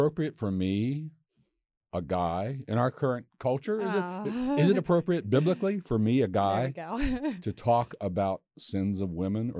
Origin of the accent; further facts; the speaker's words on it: Westminster, Maryland, United States; we're both from the same town in Maryland. We're both from Westminster.